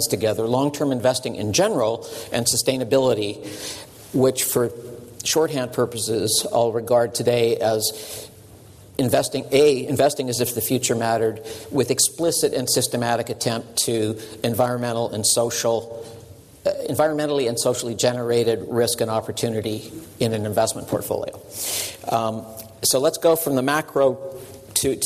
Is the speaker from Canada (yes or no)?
yes; Canada; I'm a Canadian